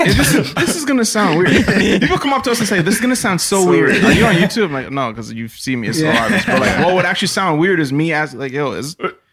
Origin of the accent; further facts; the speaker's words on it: Canada; growing up in Canada or just up in the snow